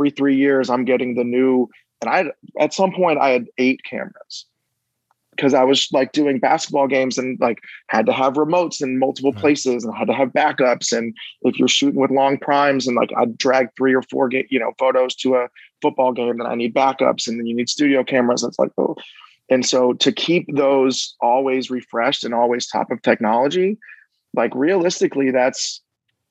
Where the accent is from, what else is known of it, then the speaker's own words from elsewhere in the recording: Miami, Florida, United States; now in Nashville, United States; Got to work for my hometown team, the Miami Dolphins